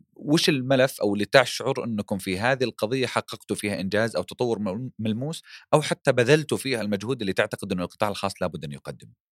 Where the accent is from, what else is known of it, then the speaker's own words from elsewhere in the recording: Saudi Arabia; عندنا في السعوديه